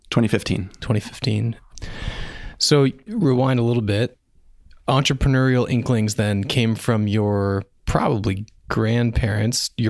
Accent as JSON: {"language": "English", "region": "Ontario", "country": "Canada", "tie": "born or raised there", "said": "I grew up in Ontario."}